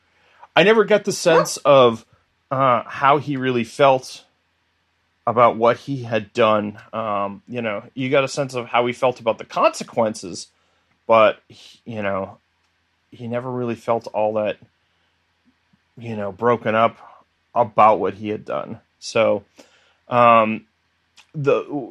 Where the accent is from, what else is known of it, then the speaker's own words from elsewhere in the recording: New England, United States; growing up in New England